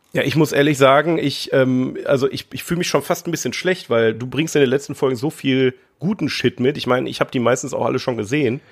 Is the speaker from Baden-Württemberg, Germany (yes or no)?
no; Ruhr area, North Rhine-Westphalia, Germany; wir kommen aus dem Ruhrgebiet